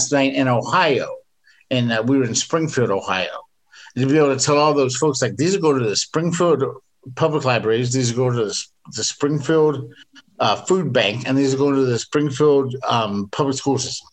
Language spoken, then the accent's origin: English; England, United Kingdom; moved away; I grew up in England